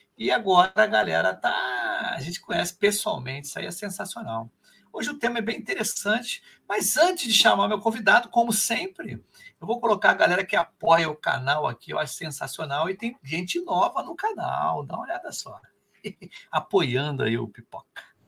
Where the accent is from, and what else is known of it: Rio de Janeiro, Brazil